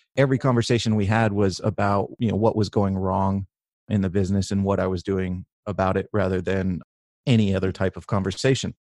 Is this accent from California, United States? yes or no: yes; Northern California, United States; I grew up in in Northern California